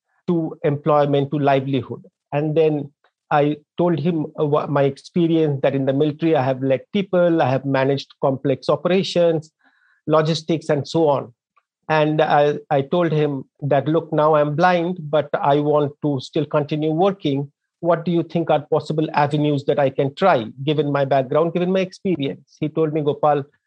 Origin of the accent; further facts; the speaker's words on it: Darjeeling, West Bengal, India; moved away as an adult; I grew up in a small town in India, in the eastern part of India, in a district called Darjeeling that makes tea